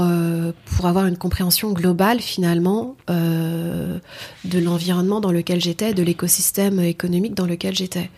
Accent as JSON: {"language": "French", "town": "Noisy-le-Grand", "region": "Île-de-France", "country": "France", "said": "je viens de Noisy-le-Grand 93"}